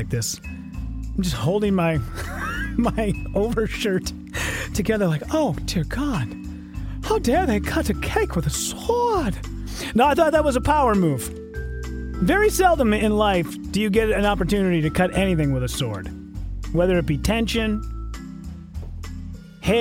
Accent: Hibbing, Minnesota, United States; moved away; We went up to my hometown, Hibbing, and kicked it with my family

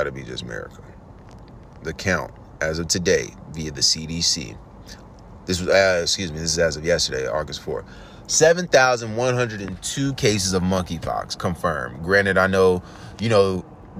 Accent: New York City, New York, United States; I'm from New York City

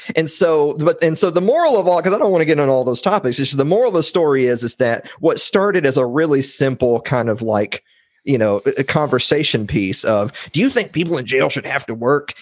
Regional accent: Columbia, Tennessee, United States; I'm from Columbia, Tennessee, which is the home of President James K. Polk.

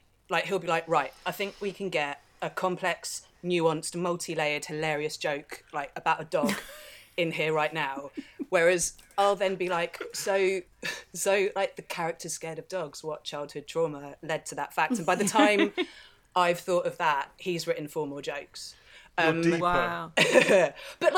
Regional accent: London, United Kingdom; also born or lived in Kensal Rise; we moved to Teddington, which now is, like, kind of bougie

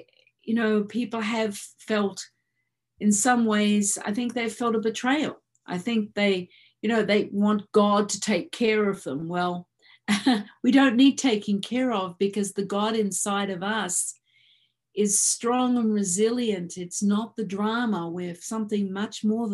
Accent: Australia; moved away; I am an Australian citizen, but I'm not a resident.

